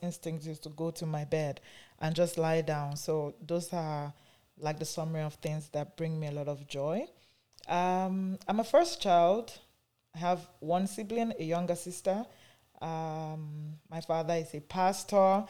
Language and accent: English; Nigeria; now in Canada; I am from Nigeria, though I live in Canada here.